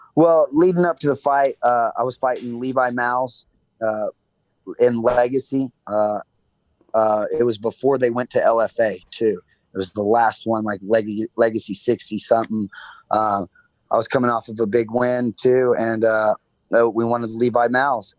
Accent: Oklahoma, United States; here in Oklahoma, m- medical marijuana is legal and Harvest Health and the Plug 91A are big dispensaries here in my hometown

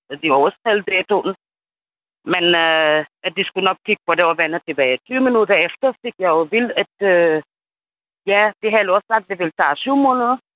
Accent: Senegal; Danish is a second language; moved away as an adult; now in Denmark; Jeg er fra Senegal. Ja. Og jeg har boet i landet i 20 år.

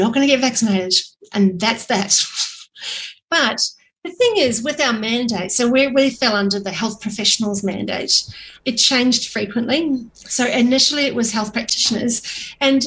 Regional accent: New Zealand; I'm a single mum and I'm a New Zealander.

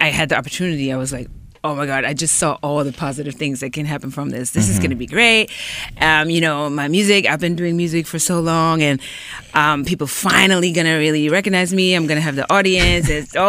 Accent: Germany; moved away as an adult; also born or lived in New York, United States; now in Los Angeles, United States; we grew up in Germany, born and raised, and then ended up in New York. I moved there actually when I was 19.

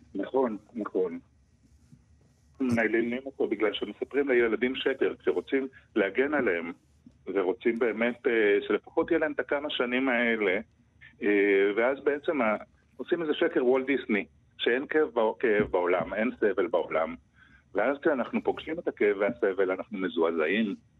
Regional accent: Arad, Southern District, Israel; אני גדלתי- גדלתי בערד

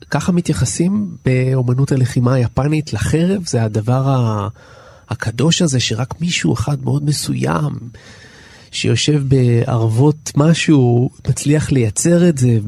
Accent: Ramat Gan, Tel Aviv District, Israel; born there; כמה זמן נולדתי ברמת גן, נולדתי

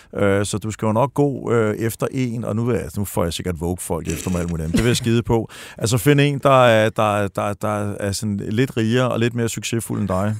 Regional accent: Denmark

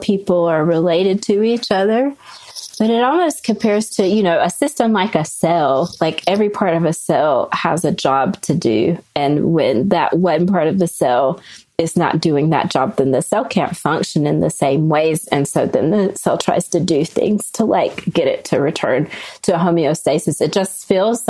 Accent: North Carolina, United States; now in Salt Lake City, United States; growing up in North Carolina

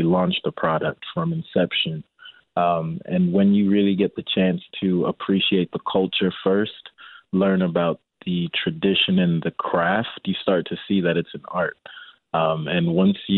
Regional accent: Chicago, Illinois, United States; I grew up in Rogers Park

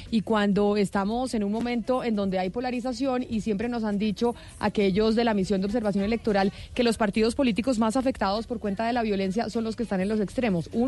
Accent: Bogotá, Colombia; nosotros mucho menos que somos bogotanos

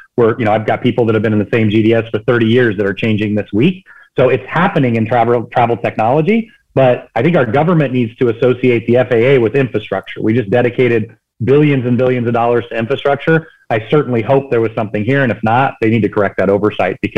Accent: California, United States; I'm from California

